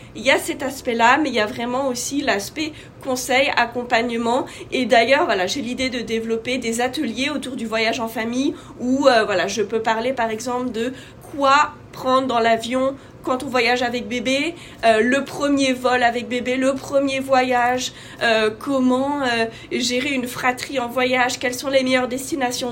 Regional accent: France; moved away as an adult; also born or lived in Asia / North Africa / Middle East; now in United States; je suis française, maman de quatre enfants. en ce moment, j'habite aux États-Unis

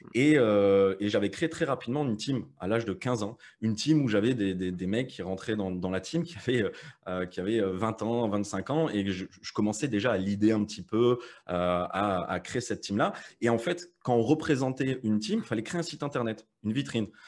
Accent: Metz, Grand Est, France; moved away as an adult; now in Malta; moi je viens de Metz

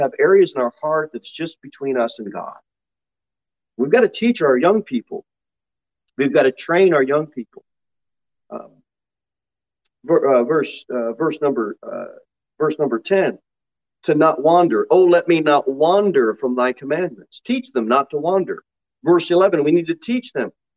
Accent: United States; We are Americans, and we are American Christians

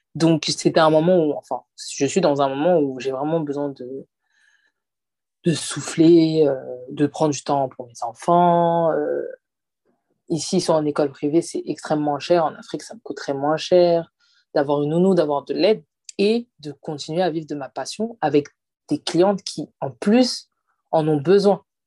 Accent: France; also born or lived in Côte d'Ivoire (father's side); nous, ici en France

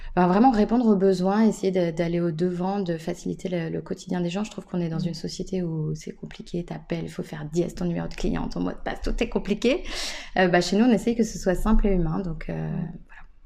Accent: Nantes, Pays de la Loire, France; en tant que Nantais

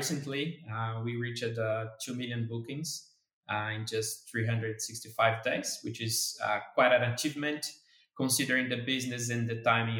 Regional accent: Brazil; moved away as an adult; now in Netherlands; I am a Brazilian engineer. So I relocated from Brazil to the Netherlands

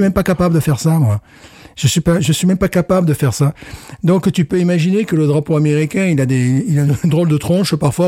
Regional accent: France; now in Louisiana, United States; je suis français

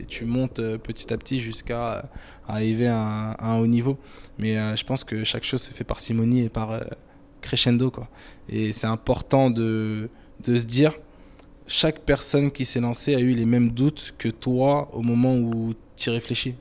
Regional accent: France; je suis né en France, je suis français et fier d'être français

